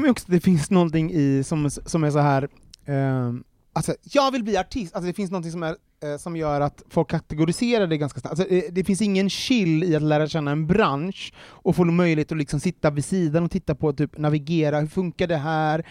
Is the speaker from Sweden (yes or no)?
yes; Gothenburg, Västra Götaland, Sweden; Jag är från Göteborg, eh, uppvuxen i Angered